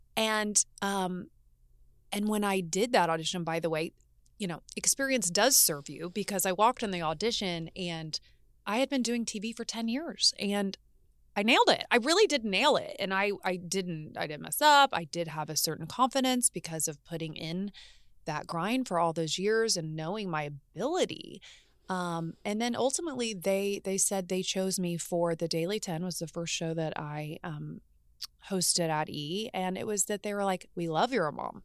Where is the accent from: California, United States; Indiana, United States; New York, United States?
Indiana, United States; Martinsville; moved away as an adult; now in Los Angeles, United States; I grew up in Indiana, both in Indianapolis, which was the city as I was a young girl, and then moved to a very small town called Martinsville, Indiana.